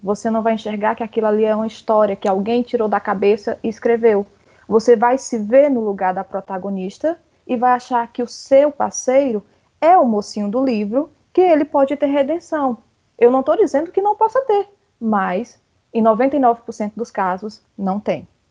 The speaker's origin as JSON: {"language": "Portuguese", "region": "Ceará", "country": "Brazil", "said": "eu sou cearense"}